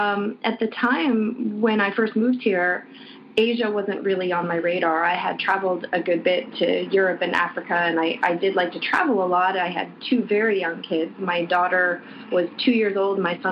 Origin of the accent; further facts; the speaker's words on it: Canada; now in Hong Kong; I am American. I grew up in Canada, so I've lived in Hong Kong just about longer than I've lived anywhere else at one good stretch of time. So I'm from a bit of everywhere.